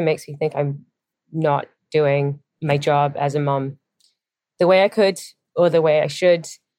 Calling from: San Francisco, California, United States; I'm calling from San Francisco.

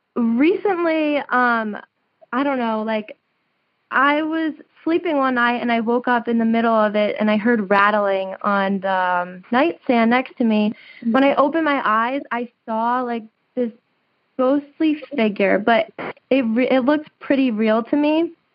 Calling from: New Jersey, United States; I'm calling from New Jersey right now.

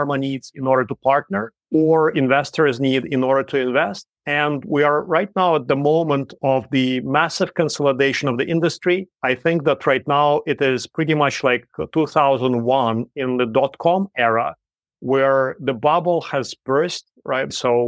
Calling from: Shanghai, China; So right now I'm calling from Shanghai, China.

